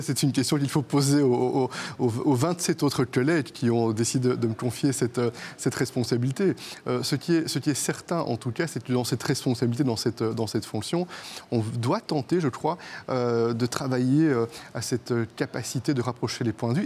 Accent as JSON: {"language": "French", "country": "Belgium", "said": "comme premier ministre belge"}